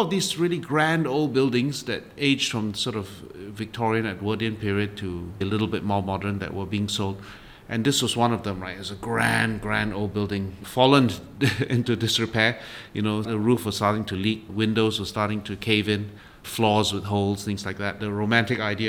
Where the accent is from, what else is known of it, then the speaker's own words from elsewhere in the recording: Singapore; a Singaporean going to London